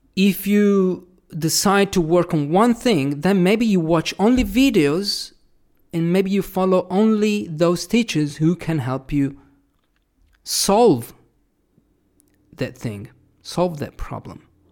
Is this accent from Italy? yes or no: yes; Italy; first language Italian; English is a second language; also born or lived in Australia / New Zealand; my Italian was here